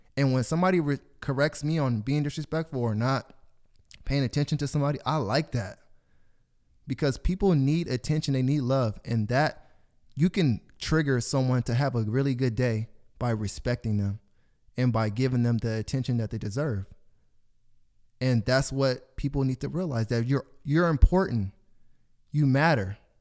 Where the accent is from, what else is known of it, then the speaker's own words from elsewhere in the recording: Corona, United States; I grew up on a street in Corona called Taylor Avenue.